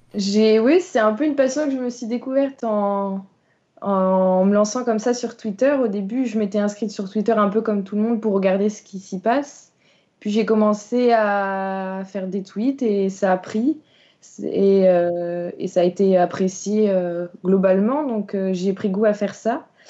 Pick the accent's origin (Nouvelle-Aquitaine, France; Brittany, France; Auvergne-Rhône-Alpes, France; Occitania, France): Brittany, France; Vitré; je suis originaire de Vitré